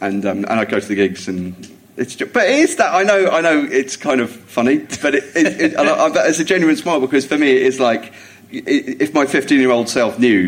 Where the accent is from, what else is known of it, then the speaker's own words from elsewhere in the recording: Jersey; It was growing up in Jersey